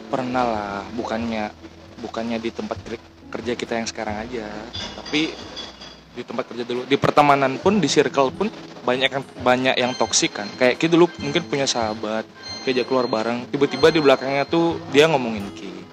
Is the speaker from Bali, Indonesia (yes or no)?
yes; Bali, Indonesia; aku orang Bali